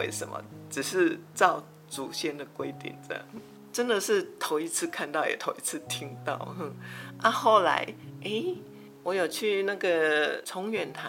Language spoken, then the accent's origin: Chinese; Taiwan; 那是我刚结婚的时候，啊，因为我是闽南人。对客家也不太了解，虽然我们只是隔了一条新湖尾溪